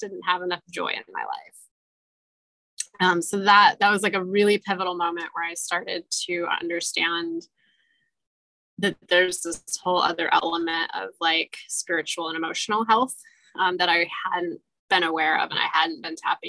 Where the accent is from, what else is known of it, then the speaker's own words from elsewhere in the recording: Michiana, Midwest, United States; also born or lived in North Dakota; I grew up in the Michiana community and I went away for a few years